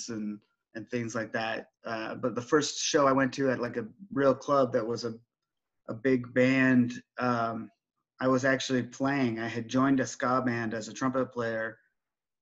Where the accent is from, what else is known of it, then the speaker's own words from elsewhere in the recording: Oregon, United States; I'm from Oregon